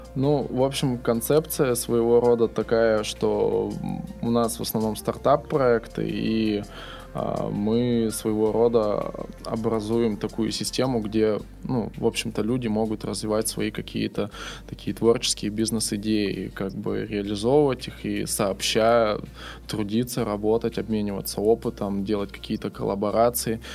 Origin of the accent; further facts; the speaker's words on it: Irkutsk, Irkutsk Oblast, Russia; moved away as an adult; now in Saint Petersburg, Russia; я сам из Иркутска, недалеко от Байкала